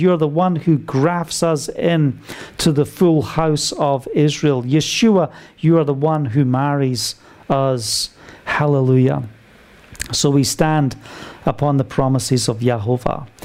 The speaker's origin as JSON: {"language": "English", "country": "United Kingdom", "said": "being British"}